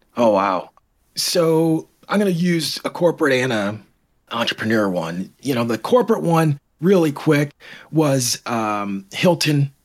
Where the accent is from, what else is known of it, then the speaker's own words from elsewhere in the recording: Canada; also born or lived in Toronto / Michigan; now in Royal Oak, United States; I'm originally from Canada